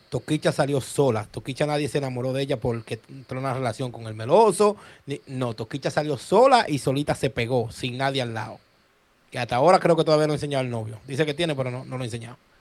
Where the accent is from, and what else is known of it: Dominican Republic